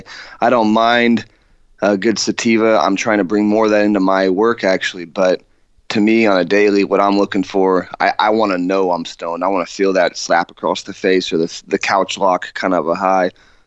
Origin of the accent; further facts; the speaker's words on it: California, United States; moved away; I'm from California originally